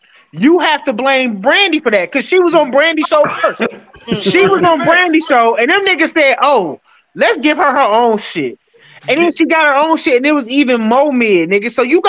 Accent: Atlanta, Georgia, United States; I'm from Atlanta

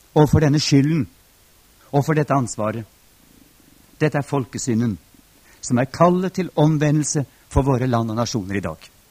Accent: Norway

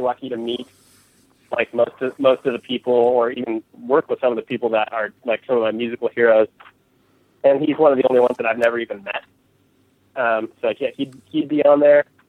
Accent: California, United States; growing up in California

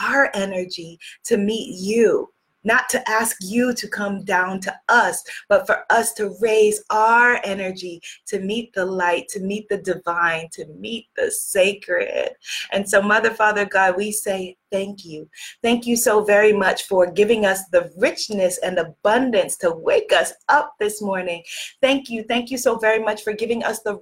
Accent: New York, United States; I'm from New York

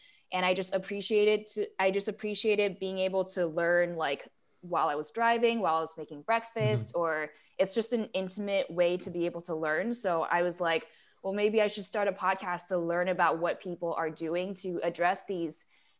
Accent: Taiwan; Yeah, so I'm a third culture kid. I was born and raised in Taiwan, but I sort of grew up in the city

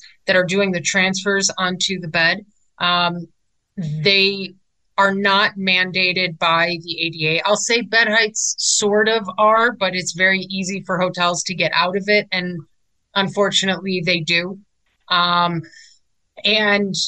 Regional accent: Chicago, Illinois, United States; I'm actually originally from Chicago

